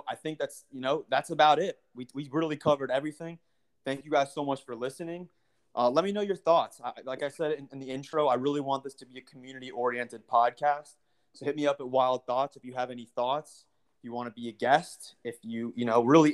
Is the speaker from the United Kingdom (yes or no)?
no; United States; as an American